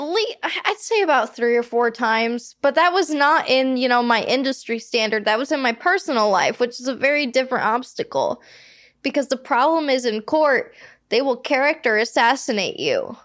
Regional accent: Midwest, United States; moved away as an adult; now in Los Angeles, United States; We're from the Midwest

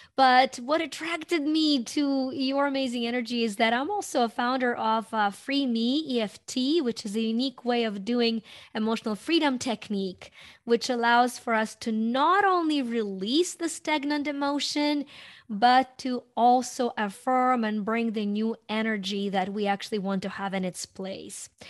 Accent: Ukraine; moved away as an adult; now in United States; I was born in Ukraine and, um, Uh, came to U S when I was in my early twenties

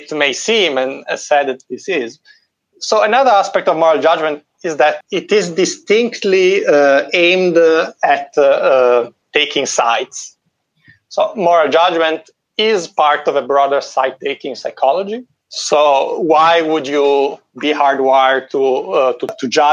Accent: Italy; moved away; In my home country, in Italy

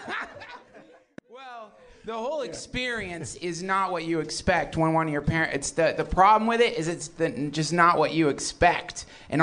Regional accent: the South, United States; When I was a kid, I grew up in the South

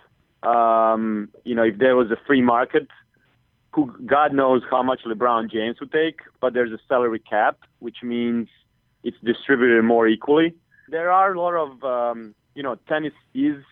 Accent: Split, Split-Dalmatia County, Croatia; Tony, and he's from my hometown

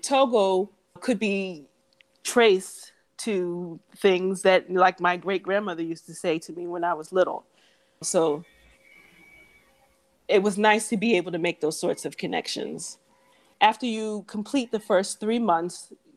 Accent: United States; moved away as an adult; also born or lived in Africa / Southeast Asia; I'm American

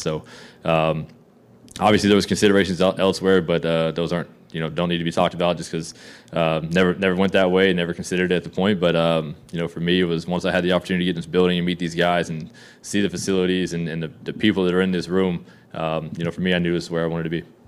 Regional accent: Texas, United States; moved away; also born or lived in Calgary; I'm from Texas

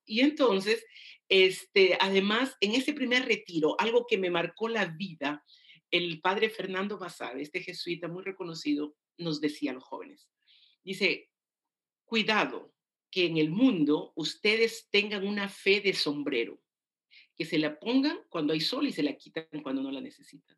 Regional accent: Oyotún, Lambayeque, Peru; accent: mixed; moved away as an adult; also born or lived in Chiclayo, Peru / Mexico; now in United States; yo soy de Perú, de la costa norte del Perú, un pueblo pequeñito que se llama Oyutún

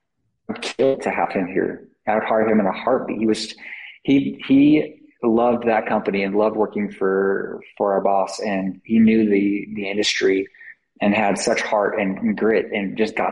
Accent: Salt Lake City, Utah, United States; moved away; I grew up down in Salt Lake.

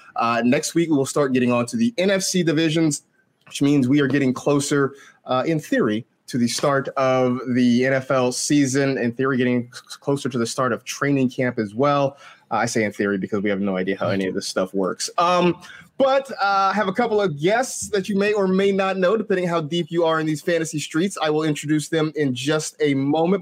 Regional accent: Bay Area, California, United States; I grew up in the Bay Area

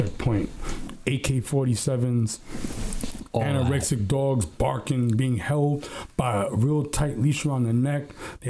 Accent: Brentwood, New York, United States; I'm from Brentwood, Long Island.

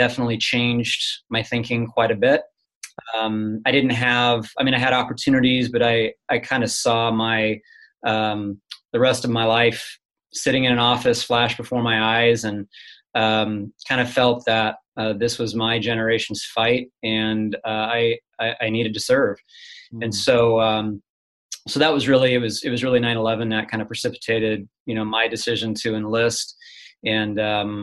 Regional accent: Hays, Kansas, United States; I'm originally from central Kansas, a little town called Hayes, Kansas

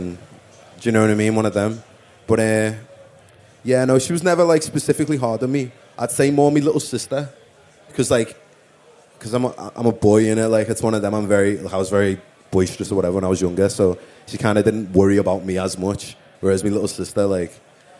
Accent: Liverpool, North West England, United Kingdom; also born or lived in London; I lived in London for a little bit, but that was when I was like a toddler. {S4} Okay. {S7} And then we moved back to Liverpool. So, yeah. Grew up in Toxteth in Liverpool.

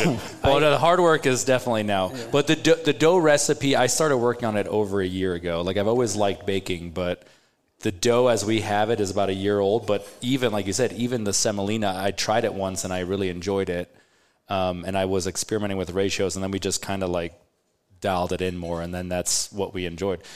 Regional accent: Switzerland; now in Omaha, United States; I was born in Switzerland

